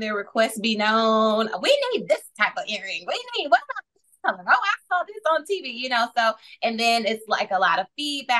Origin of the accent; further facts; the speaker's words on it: Flint, Michigan, United States; I am from Flint, Michigan